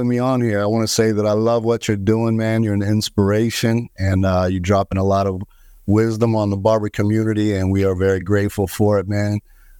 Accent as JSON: {"language": "English", "town": "Fort Myers", "region": "Florida", "country": "United States", "said": "Yeah, originally from the Fort Myers, Florida area."}